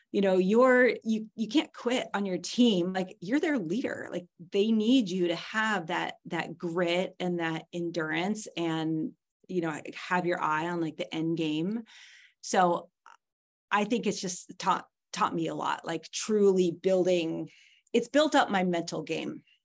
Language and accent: English; California, United States; moved away; I was born and raised in California